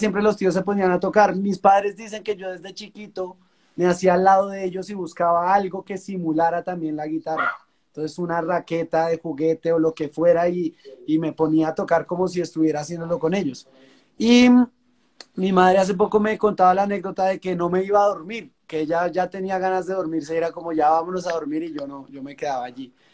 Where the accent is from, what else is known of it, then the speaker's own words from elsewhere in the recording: La Calera, Cundinamarca, Colombia; de Colombia, de La Calera, Cundinamarca, un municipio que queda pues bien cerca a la capital, a Bogotá